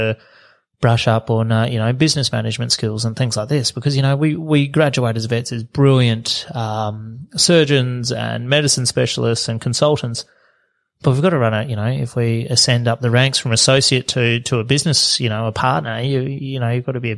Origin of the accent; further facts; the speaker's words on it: Charters Towers, Queensland, Australia; up north in Charter Stairs